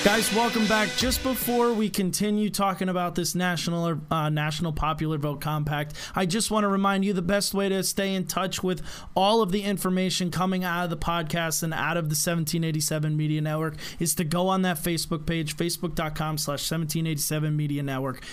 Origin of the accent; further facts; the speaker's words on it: United States; we, as the American people